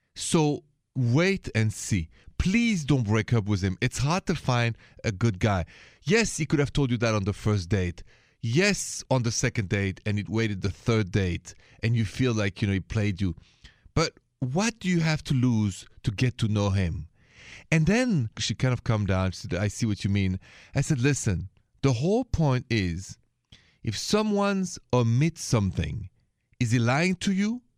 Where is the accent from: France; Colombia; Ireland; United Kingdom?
France; accent: thick French; now in United States; I'm from France. You hear that thick accent